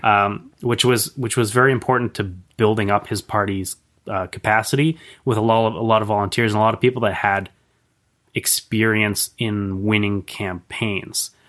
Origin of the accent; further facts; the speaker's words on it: Victoria, British Columbia, Canada; I'm, I'm born and raised in Victoria.